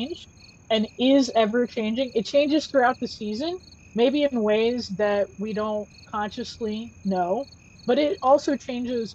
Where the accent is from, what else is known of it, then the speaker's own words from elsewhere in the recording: Gulf Coast, United States; now in Chicago, United States; I am originally from the Gulf Coast